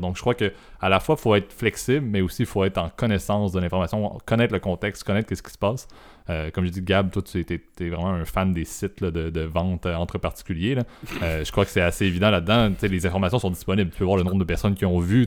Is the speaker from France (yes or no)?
no; Canada; en tant que Canadien et au Canada